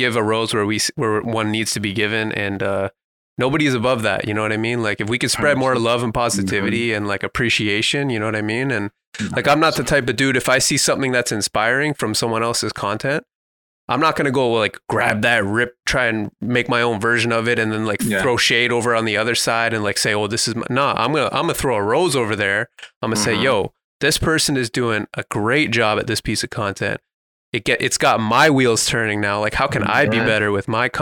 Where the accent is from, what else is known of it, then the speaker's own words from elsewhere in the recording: Toronto, Ontario, Canada; I'm from Toronto